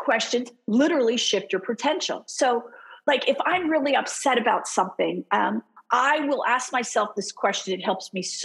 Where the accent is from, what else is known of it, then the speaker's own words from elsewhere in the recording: Philadelphia, Pennsylvania, United States; I'm from Philly.